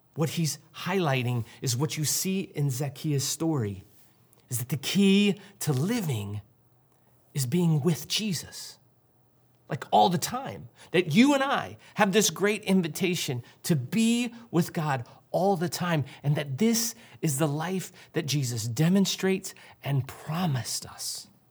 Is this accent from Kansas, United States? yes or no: no; St. Louis, Missouri, United States; I grew up in Saint Louis